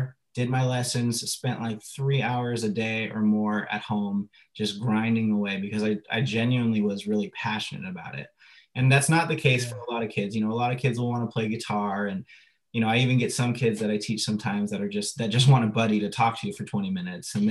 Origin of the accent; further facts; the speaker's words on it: La Mesa, California, United States; I'm from La Mesa. I grew up in La Mesa in San Diego. I'm a native